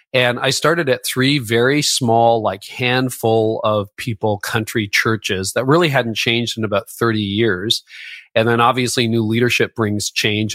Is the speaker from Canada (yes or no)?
yes; Canada; I'm Canadian.